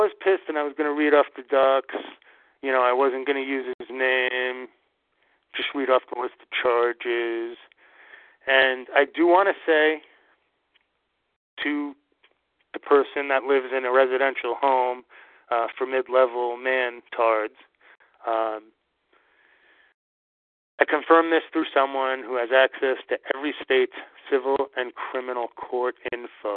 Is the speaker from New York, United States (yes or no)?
yes; New York, United States; now in New England, United States; I'm from New York